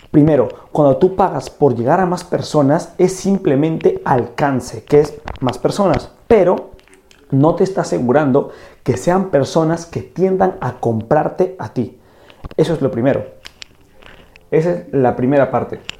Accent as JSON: {"language": "Spanish", "country": "Peru", "said": "fui a una conferencia de un gurú del marketing digital aquí en mi país, que es Perú, y cuando yo fui a esta conferencia, este gurú también cometió este error."}